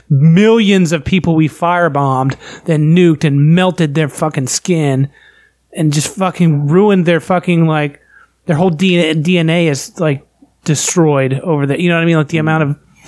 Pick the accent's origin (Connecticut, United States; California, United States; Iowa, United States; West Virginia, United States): West Virginia, United States